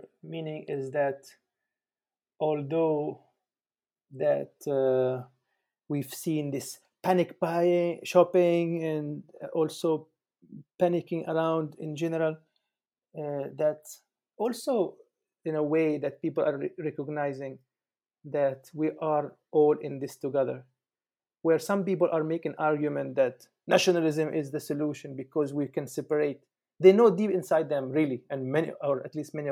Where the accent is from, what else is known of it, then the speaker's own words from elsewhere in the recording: Palestine; now in Germany; I am from Palestine. I am currently in Germany